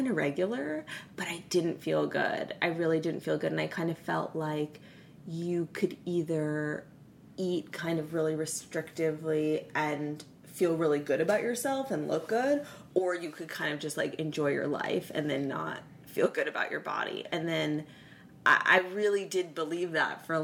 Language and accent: English; San Francisco, California, United States; moved away as an adult; now in Los Angeles, United States; I'm from San Francisco originally.